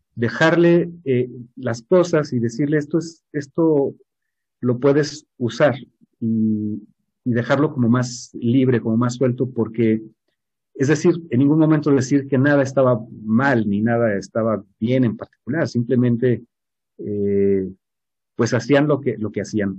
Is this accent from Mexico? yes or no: yes; Mexico; nosotros como mexicanos